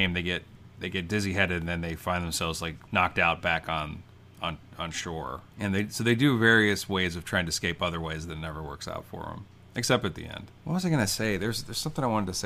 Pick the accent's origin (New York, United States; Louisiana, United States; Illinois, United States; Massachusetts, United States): Illinois, United States; Champaign; That's my hometown, by the way. Champaign, Illinois